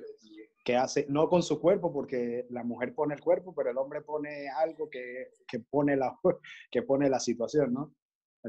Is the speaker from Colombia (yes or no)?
no; La Guaira, Venezuela; now in Panama; desde Panamá, pero nacido en, La Guaira también